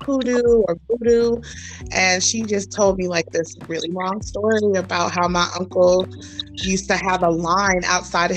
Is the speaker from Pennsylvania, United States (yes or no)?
no; Los Angeles, California, United States; moved away as an adult; also born or lived in Gardena, California / Orange County, California / Anaheim, California; now in Las Vegas, United States; I grew up in Los Angeles, California, Gardena, Orange County, LA, Anaheim